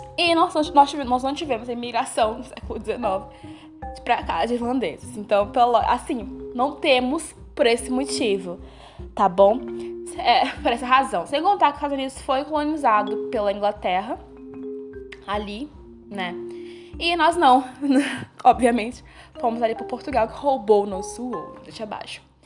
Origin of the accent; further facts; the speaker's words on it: Bahia, Brazil; eu sou da Bahia